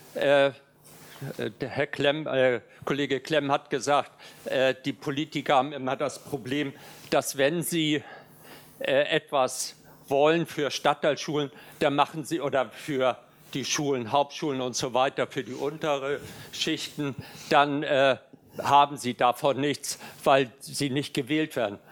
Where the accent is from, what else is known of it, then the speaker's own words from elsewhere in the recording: Hamburg, Germany; Ich komme aus Hamburg